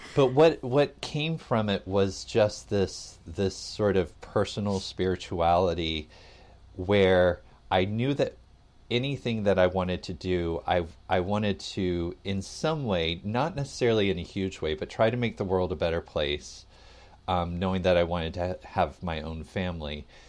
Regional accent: Atlanta, Georgia, United States; I grew up in the South, um, in Atlanta

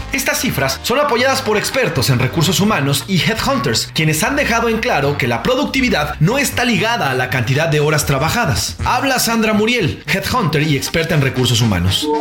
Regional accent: Mexico; los mexicanos promedio trabajamos entre 10 y 11 horas diarias

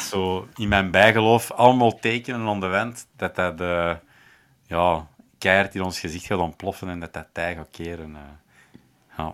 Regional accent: Schoten, Flanders, Belgium; moved away; ik ben oorspronkelijk uit Schoten.

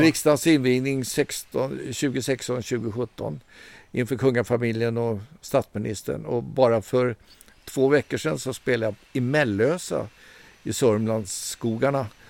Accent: Stockholm, Stockholm County, Sweden; jag är uppvuxen i Stockholm, jag är så kallad urstockholmare

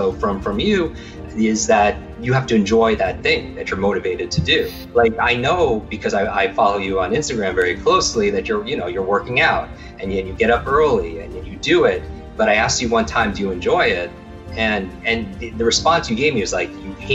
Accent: Northeast, United States; I grew up in the Northeast

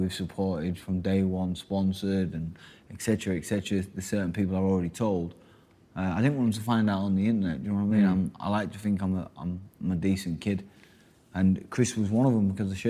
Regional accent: Hull, Yorkshire and the Humber, United Kingdom; my hometown

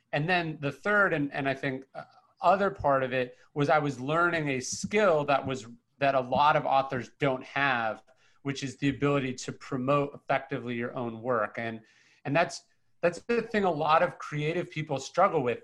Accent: Sacramento, California, United States; I come from from Northern California. I grew, I grew up in Sacramento

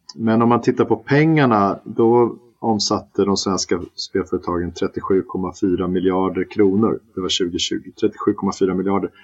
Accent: Stockholm, Stockholm County, Sweden; also born or lived in Malmö; Jag är ju stockholmare

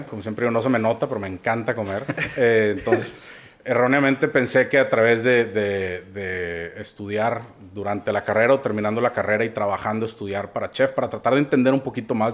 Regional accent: Monterrey, Nuevo León, Mexico; Eh, yo soy de Monterrey, de toda la vida.

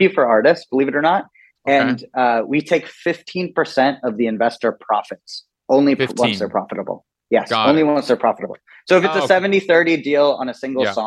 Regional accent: Scarsdale, New York, United States; also born or lived in India / Singapore / Malaysia; We grew up in Westchester County in Scarsdale, New York

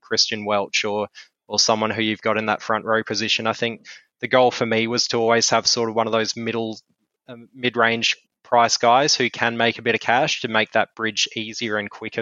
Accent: Queensland, Australia; as a Queenslander

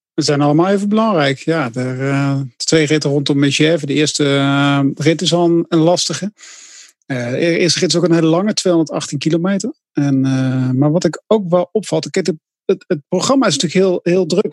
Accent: Netherlands; wij vinden als Nederlanders

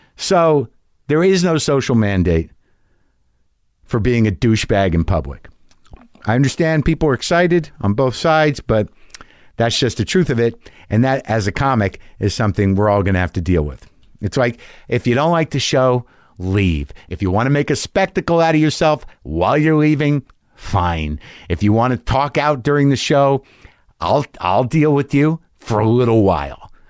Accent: United States; as an American

